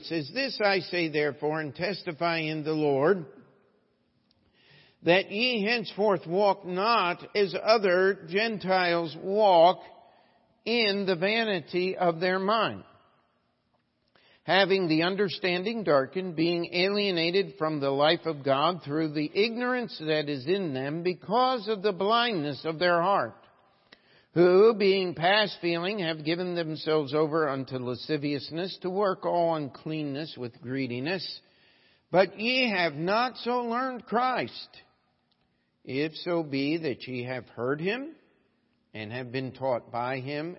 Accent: Baltimore, Maryland, United States; also born or lived in Missouri; I'm originally from Baltimore, Maryland. He said, I thought I heard that southern accent. And I said, no, actually, I picked that up in Missouri.

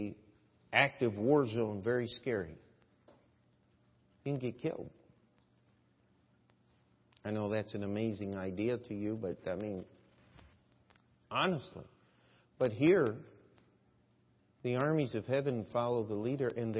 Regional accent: United States; as an American

